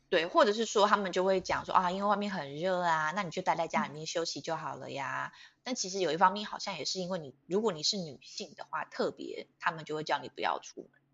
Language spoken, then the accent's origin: Chinese; Taiwan; 我们我们台湾人当然会反抗啊